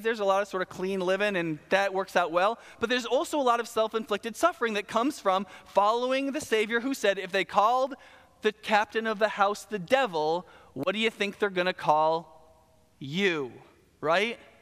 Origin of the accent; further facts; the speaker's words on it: the South, United States; I'm from the South, we talk fast